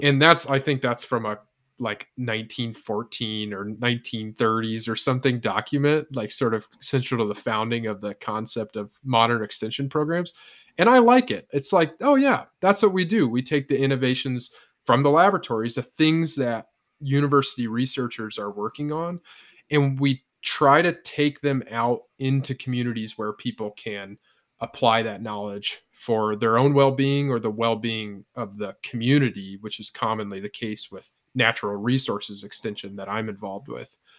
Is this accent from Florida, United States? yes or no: no; northwestern Indiana, United States; moved away as an adult; also born or lived in Ohio / South Dakota; now in Iowa, United States; I grew up in Indiana